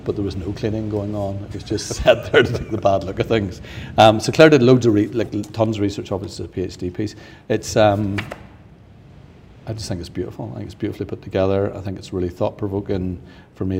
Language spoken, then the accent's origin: English; Northern Ireland, United Kingdom; being Northern Irish